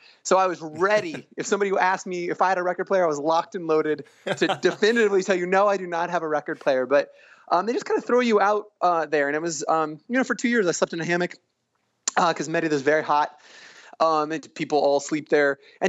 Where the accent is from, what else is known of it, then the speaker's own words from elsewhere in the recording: Tucson, Arizona, United States; I grew up in Tucson, Arizona